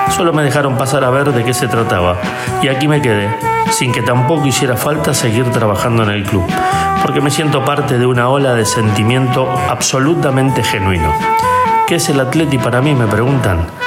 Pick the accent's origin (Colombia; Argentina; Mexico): Argentina; Buenos Aires; now in Spain; A mí que soy argentino bien porteño, futbolero y racinguista, solo me bastó hace 10 años pisar el Vicente Calderón